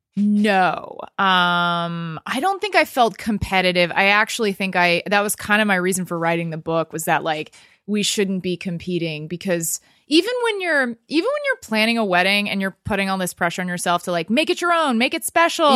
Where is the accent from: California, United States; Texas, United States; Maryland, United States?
Texas, United States; also born or lived in New York; now in Los Angeles, United States; I've only lived here two years, and I lived in New York before that, and I grew up in Texas.